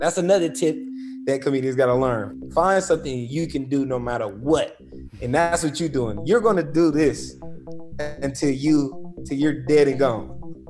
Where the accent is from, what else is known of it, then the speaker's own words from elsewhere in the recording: California, United States; So I come from the Bay Area is real big on hip hop, independence, and athletes.